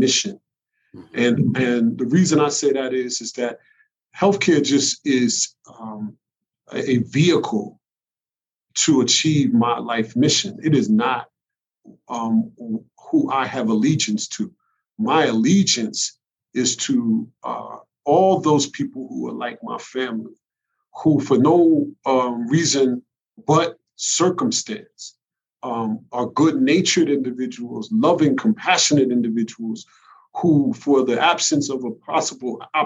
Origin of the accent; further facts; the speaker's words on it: New York City, New York, United States; growing up in the Bronx